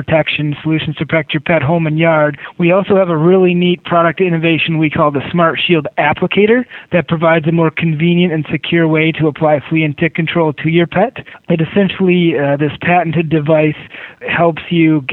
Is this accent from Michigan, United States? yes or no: yes; Michigan, United States; moved away as an adult; also born or lived in New England; when I was growing up in Michigan